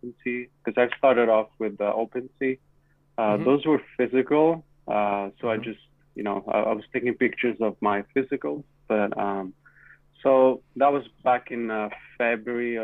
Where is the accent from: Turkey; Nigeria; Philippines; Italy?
Italy; now in Toronto, Canada; But I'm from Italy, and that's where I'm going to travel in 2 weeks, going back for a year